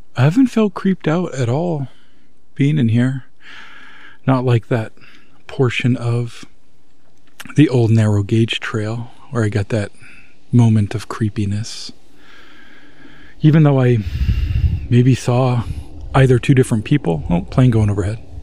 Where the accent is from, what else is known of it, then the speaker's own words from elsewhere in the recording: Maine, United States; my home state of Maine